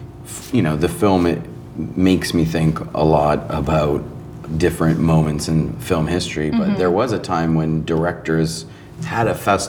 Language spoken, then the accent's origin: English; Toronto, Ontario, Canada; because that's my hometown?